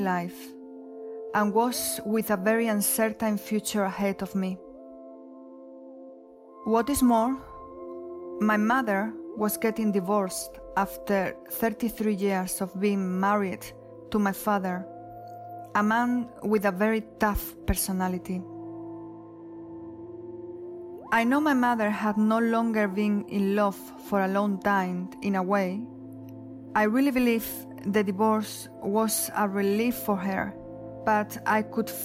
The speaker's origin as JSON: {"language": "English", "town": "Huelva", "region": "Andalusia", "country": "Spain", "tie": "born or raised there", "second_language": "English", "moved": "yes", "said": "I was living in Huelva, my hometown, a city in the south of Spain."}